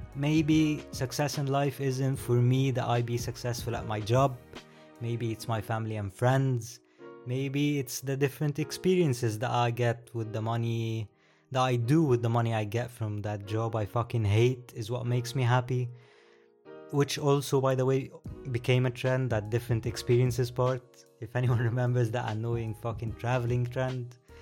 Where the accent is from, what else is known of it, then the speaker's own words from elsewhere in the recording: Egypt; I am from Egypt. So, the weird name, the accent, here you go.